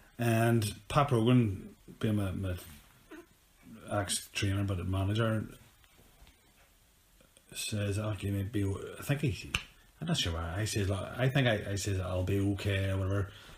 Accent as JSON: {"language": "English", "country": "Ireland", "said": "I'm on a way fighter anyway. I'm from Ireland."}